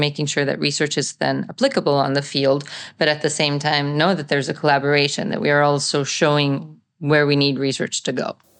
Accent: Italy; I am a farmer from Italy

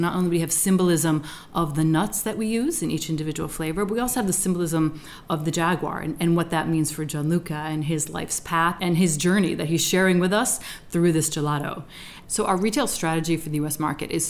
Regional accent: United States; moved away; because as an American, I love peanut butter. And I live in another country where I don't have easy access to peanut butter.

